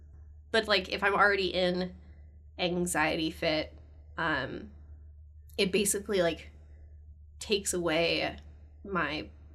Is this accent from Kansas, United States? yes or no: no; California, United States; now in Canada; I'm from California originally.